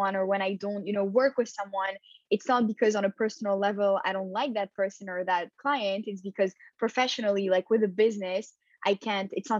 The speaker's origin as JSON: {"language": "English", "town": "Montreal", "region": "Quebec", "country": "Canada", "tie": "born or raised there", "also_born_or_lived": "Paris, France / Tel Aviv, Israel", "said": "So I was born in Paris and I grew up in Montreal. So I came here when I was 7"}